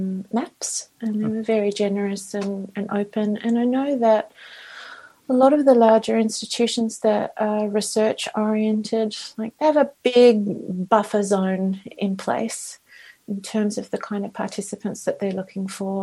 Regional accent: Australia; now in Vancouver, Canada; I'm Australian.

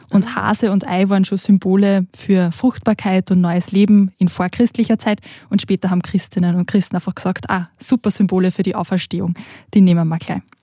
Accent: Austria; moved away; ich bin aus Österreich.

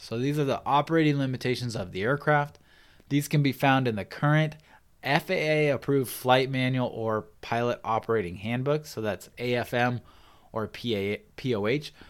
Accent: Pacific Northwest, United States; now in San Diego, United States; I grew up in the Pacific Northwest, and I started my pilot training in the Pacific Northwest

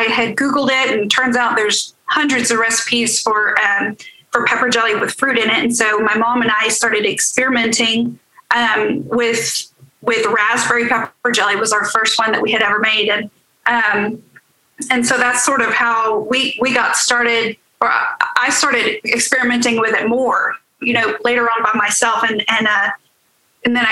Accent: Midland, Texas, United States; moved away as an adult; also born or lived in Longview, Texas; now in Woodward, United States; I was born and raised in Midland, Texas, and then moved over to Longview, Texas, and went to college at Texas Tech

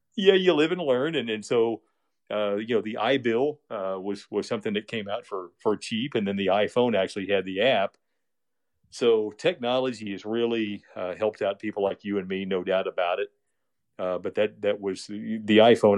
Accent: Westfield, Indiana, United States; It's called Westfield, and it's just twenty miles northwest of downtown. And this town, uh, I grew up

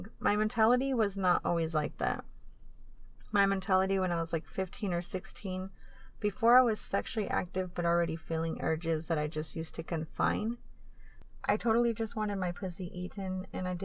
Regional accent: Tucson, Arizona, United States; here in Tucson, my hometown

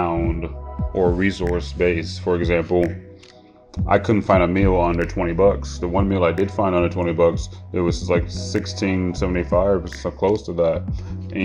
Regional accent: Ohio, United States; also born or lived in San Francisco; I'm from Ohio

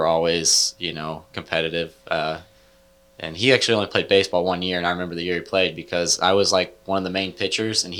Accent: Leeton, Missouri, United States; also born or lived in Kansas City / Liberty, Missouri / Odessa, Missouri; Then we moved to Leeton, and then we're there for like 6 years.

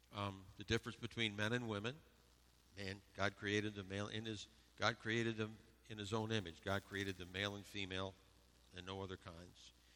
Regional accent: Western New York, United States; I grew up in Western New York

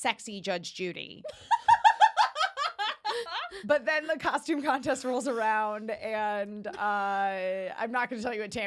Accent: Australia; accent: Australian; my Australian accent

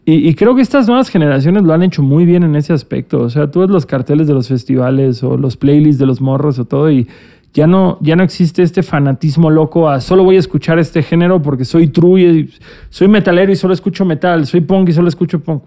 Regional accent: Cancún, Quintana Roo, Mexico; Yo que soy de Cancún

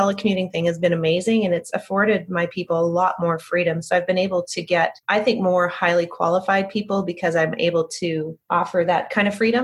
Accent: Canada; now in Dallas, United States; I'm originally from Canada, but I've been in Dallas for 20 years now

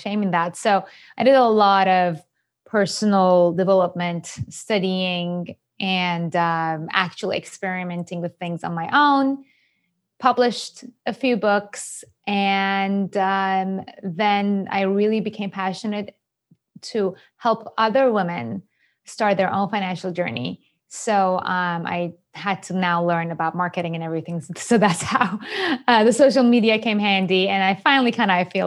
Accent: Iran; English is a second language; moved away as an adult; also born or lived in Japan / New York, United States; I was born and raised in Iran

